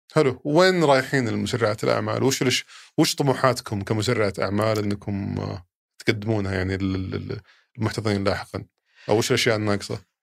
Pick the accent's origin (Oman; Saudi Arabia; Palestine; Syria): Saudi Arabia; عندنا في السعوديه هنا